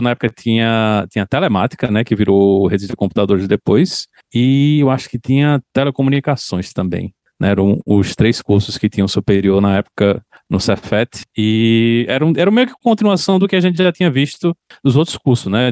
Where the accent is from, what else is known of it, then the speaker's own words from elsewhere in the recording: João Pessoa, Paraíba, Brazil; moved away as an adult; Nasci em João Pessoa.